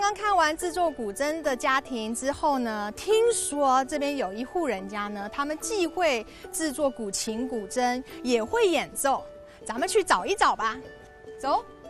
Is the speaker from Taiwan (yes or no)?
yes; Taiwan; now in Beijing, China; 我来自北京。